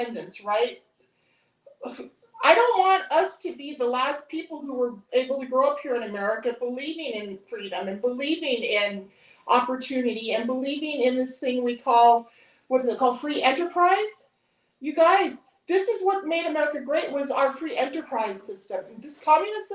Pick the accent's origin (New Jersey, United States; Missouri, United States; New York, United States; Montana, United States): Montana, United States; I grew up on the High Line